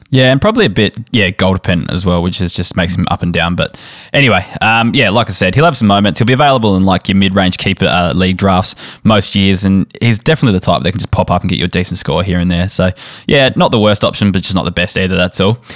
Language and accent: English; South Australia, Australia; I'm South Australian